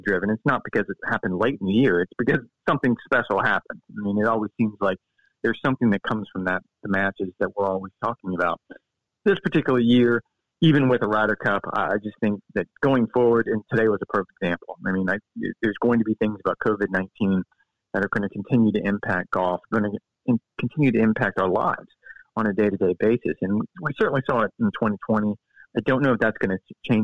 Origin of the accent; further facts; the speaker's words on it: Florida, United States; I grew up in Florida